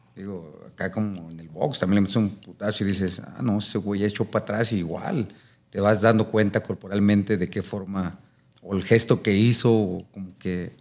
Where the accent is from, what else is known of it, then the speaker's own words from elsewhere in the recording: Mexico City, Mexico; subía con mi bandera de México y decía Iztacalco